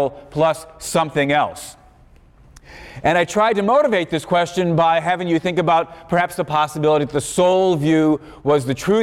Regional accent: Chicago, Illinois, United States; growing up in Chicago

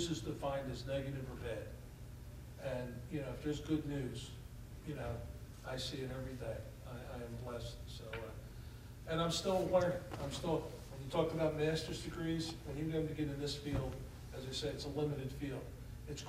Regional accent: Philadelphia, Pennsylvania, United States; This is Philadelphia. We're a neighborhood society

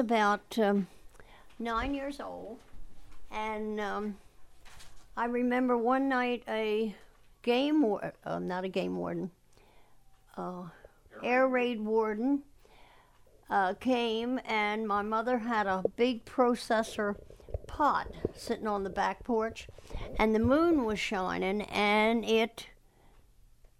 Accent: Chestertown, Maryland, United States; I was, 9 years old? So, and that's, and I lived right here in town

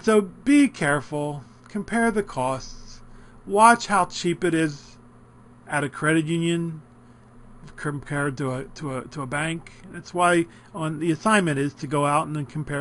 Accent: Philadelphia, Pennsylvania, United States; I come from Philadelphia, South Philly, where it used to be all Italians

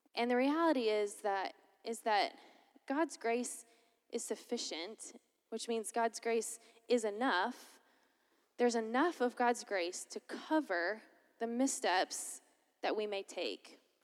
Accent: Lakeland, Florida, United States; moved away as an adult; I'm originally from Lakeland, Florida

